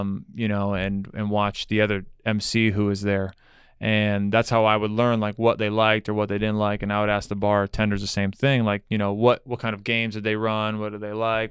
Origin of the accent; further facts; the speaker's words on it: Broward County, Florida, United States; now in Miami, United States; I grew up in Broward